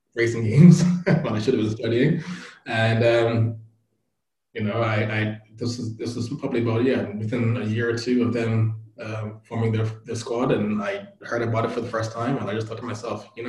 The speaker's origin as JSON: {"language": "English", "country": "Bermuda", "tie": "born or raised there", "moved": "yes", "said": "I grew up in Bermuda, tiny island in the middle of the Atlantic"}